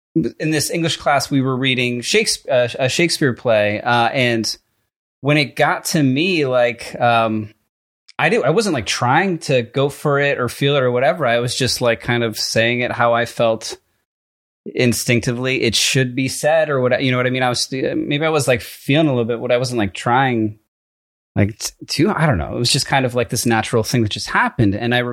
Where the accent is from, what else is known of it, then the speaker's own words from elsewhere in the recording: Connecticut, United States; also born or lived in Freehold, New Jersey; I was born in Freehold, New Jersey, the same small hospital as Bruce Springsteen. Then my family moved to Connecticut when I was in elementary school.